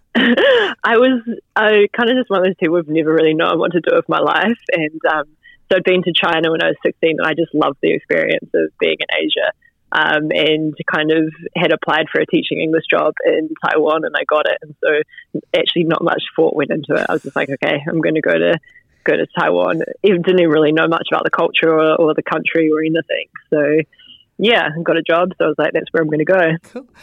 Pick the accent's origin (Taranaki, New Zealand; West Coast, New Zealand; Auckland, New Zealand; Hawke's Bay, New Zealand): West Coast, New Zealand; Stillwater; I grew up uh, just outside of Greymouth, so 15 k's out in the place called Stillwater